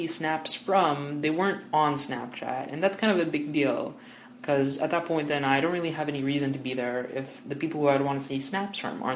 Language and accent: English; Toronto, Ontario, Canada; moved away as an adult; now in Windsor, Canada; I study at the University of Windsor, but I'm originally from Toronto.